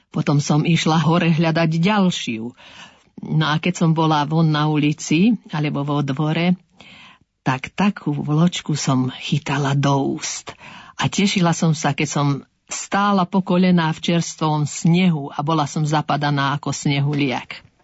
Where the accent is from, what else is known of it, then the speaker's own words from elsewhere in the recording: Orava and Kysuce, Žilina Region, Slovakia; u nás na Orave a na Kisuciach